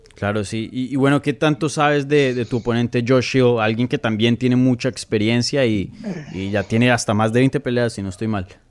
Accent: Colombia; moved away; yo nací en Colombia

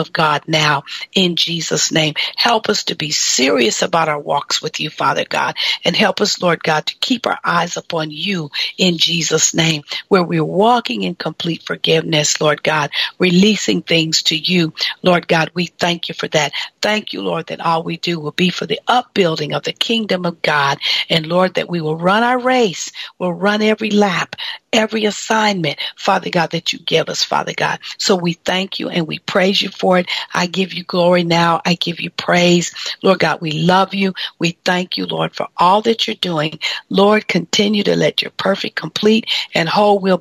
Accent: Michigan, United States; moved away; my hometown, Michigan

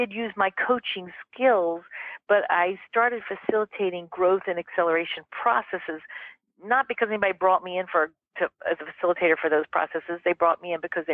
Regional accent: Mississippi, United States; moved away; I grew up in Mississippi, darling, in the 1960s

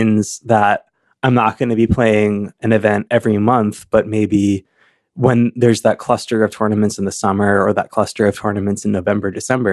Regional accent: Chapel Hill, North Carolina, United States; also born or lived in Chicago; now in Lincoln, Nebraska, United States; I grew up in Chapel Hill, North Carolina, which was a college town where the main university was

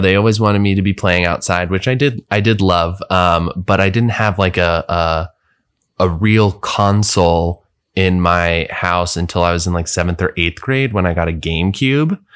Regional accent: Bethesda, Maryland, United States; also born or lived in Washington, D.C.; I grew up just outside of D C in, um, a, a place called Bethesda, Maryland

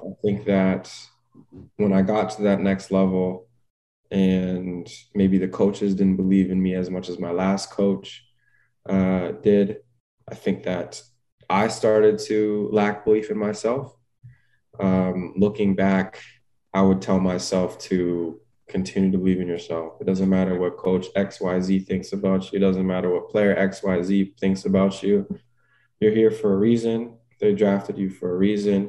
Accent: Toronto, Ontario, Canada; being able to get drafted by my hometown team

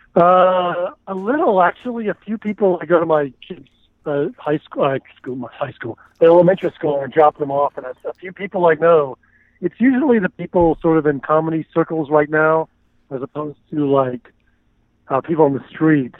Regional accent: Houston, Texas, United States; moved away as an adult; also born or lived in Austin, Texas; now in Los Angeles, United States; I am originally from uh, Houston

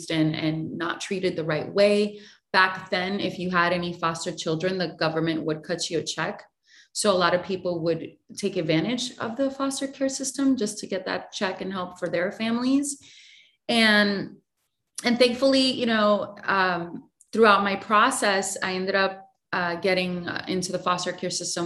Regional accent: Puerto Rico; I was born and raised in Puerto Rico

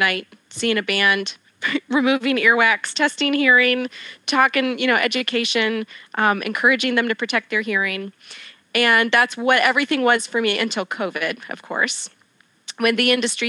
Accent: Northeast Ohio, United States; also born or lived in Chicago; I'm from Northeast Ohio, which is where I am currently.

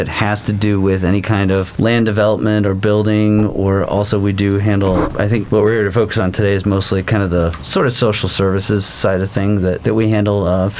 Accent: Midwest, United States; also born or lived in Phoenix; now in Baytown, United States; I've been in Phoenix about 5 years, but I've been an urban planner for almost 24 years. Mm-hmm. But grew up in the Midwest, came to Baytown

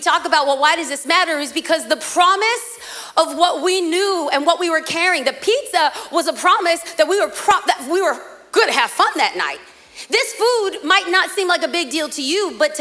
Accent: Los Angeles, California, United States; moved away as an adult; now in Orange County, United States; I might live in OC, but I was raised

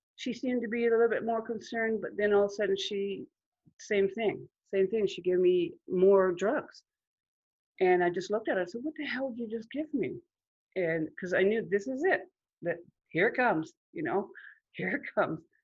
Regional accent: Huntsville, Ontario, Canada; I grew up in Huntsville, in Muskoka, in a large family

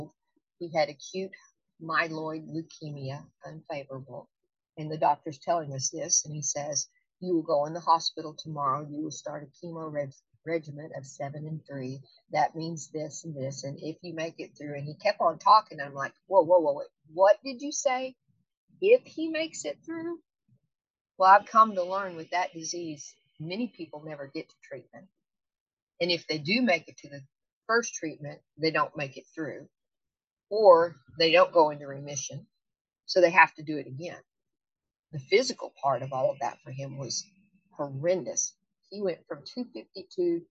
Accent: United States; I'm from the United States. I live in Arkansas

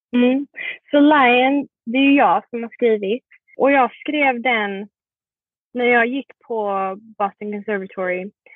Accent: Sweden; also born or lived in Malmö, Sweden / Singapore; now in New York, United States; där jag är från i Sverige är ju en liten

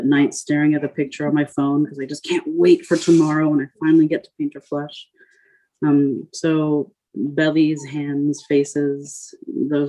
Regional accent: Paris, Île-de-France, France; moved away; I grew up in Paris, where I lived on one of the islands

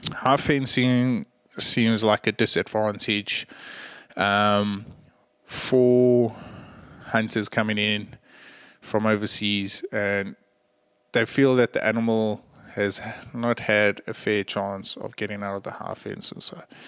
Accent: South Africa; I'm a South African

